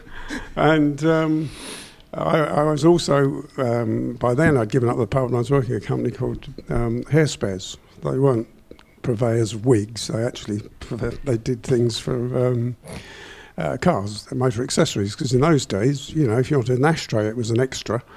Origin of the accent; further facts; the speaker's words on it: England, United Kingdom; we're from England